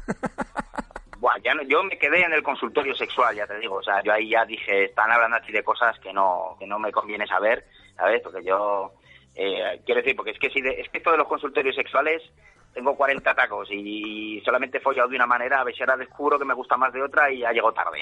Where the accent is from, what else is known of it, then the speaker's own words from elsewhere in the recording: Zaragoza, Aragon, Spain; vivo en mi tierra, o sea, sin salir de mi casa de Zaragoza